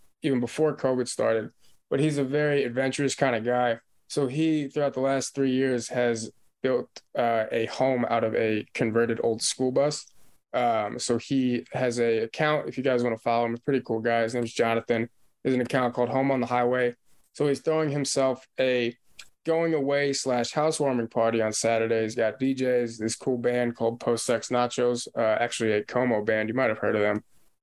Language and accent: English; St. Louis, Missouri, United States; I'm from St. Louis